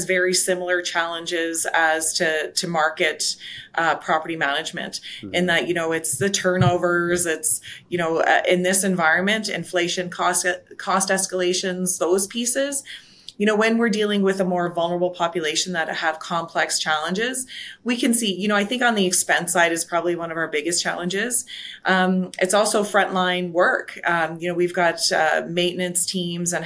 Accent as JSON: {"language": "English", "region": "Nova Scotia", "country": "Canada", "moved": "yes", "lives_now": "Calgary, Canada", "said": "I'm originally from Nova Scotia and, just pretty modest upbringing. Moved to Calgary"}